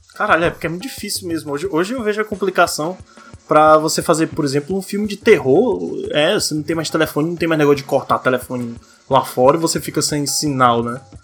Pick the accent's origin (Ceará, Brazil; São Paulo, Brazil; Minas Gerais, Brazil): Ceará, Brazil; minha terra, Ceará